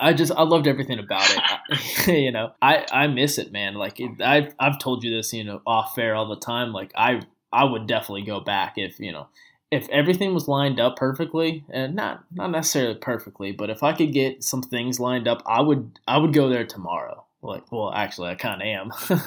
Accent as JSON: {"language": "English", "region": "Indiana", "country": "United States", "tie": "born there", "also_born_or_lived": "Virginia / Florida / Pennsylvania", "lives_now": "Georgia, United States", "said": "I'm young, and I was born in Indiana. I moved to Virginia, and then I moved to Florida, Georgia, Pennsylvania, Virginia again, and then we're back here in Georgia."}